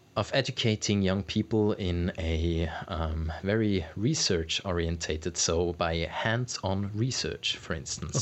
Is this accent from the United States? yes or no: no; Switzerland; in Switzerland